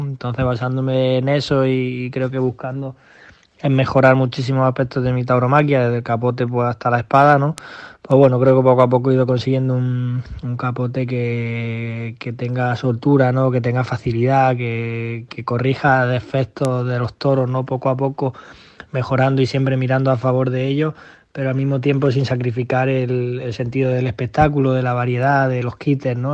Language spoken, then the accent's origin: Spanish; Granada, Andalusia, Spain; en mi casa o en mi tierra